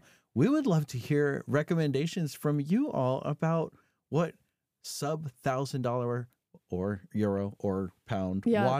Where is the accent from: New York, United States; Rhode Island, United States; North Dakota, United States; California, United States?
California, United States; Well, I am from California.